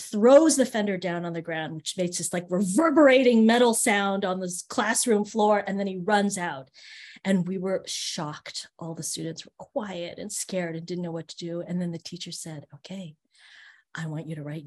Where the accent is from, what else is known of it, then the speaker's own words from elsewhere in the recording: Marin, Northern California, United States; also born or lived in Berkeley; I grew up in a really white area in Northern California called Marin